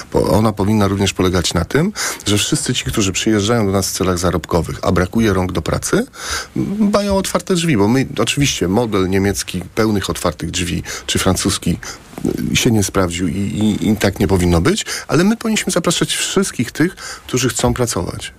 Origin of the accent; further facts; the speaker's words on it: Płock, Masovian Voivodeship, Poland; Ja jestem e, e płotczaninem. U mnie w Płocku